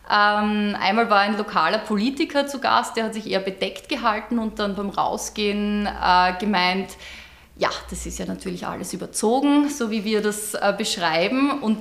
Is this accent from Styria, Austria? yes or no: yes; Ungerdorf, Styria, Austria; ich komme ja nicht direkt aus Gleisdorf, sondern aus einer kleinen Randgemeinde, mittlerweile eingemeindet. Ich bin ja ursprünglich aus Ungerdorf